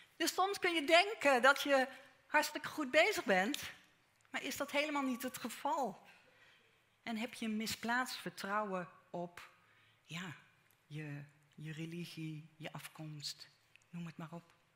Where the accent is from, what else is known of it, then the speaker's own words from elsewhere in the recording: Netherlands; persoonlijk ben ik in Nederland geboren. Nederlandse ouders, Nederlandse grootouders aan beide kanten